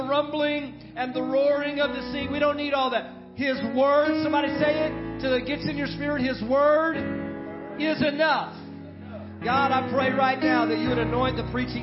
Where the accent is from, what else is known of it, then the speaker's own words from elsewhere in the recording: San Antonio, Texas, United States; now in Monroe, United States; my hometown is San Antonio, Texas